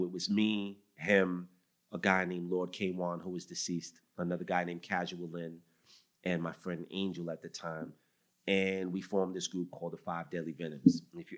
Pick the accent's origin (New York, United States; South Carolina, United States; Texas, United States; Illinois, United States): New York, United States; New York City; growing up on Staten Island was everything, you know, and I grew up religious like everybody else.